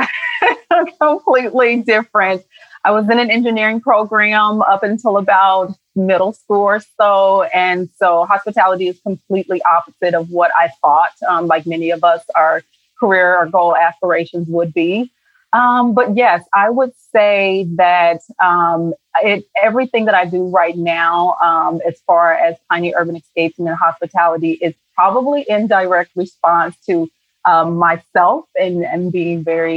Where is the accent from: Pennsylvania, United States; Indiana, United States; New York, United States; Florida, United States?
Indiana, United States; Indianapolis; I grew up on the west side of Indianapolis, Indiana, with five siblings